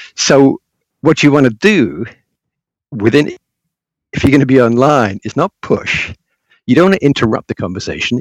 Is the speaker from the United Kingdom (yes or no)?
yes; England, United Kingdom; I was living in England. I'm English by birth